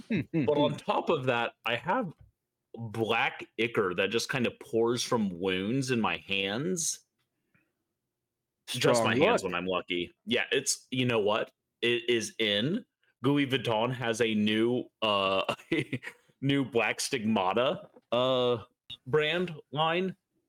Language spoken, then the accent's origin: English; the South, United States; growing up in the South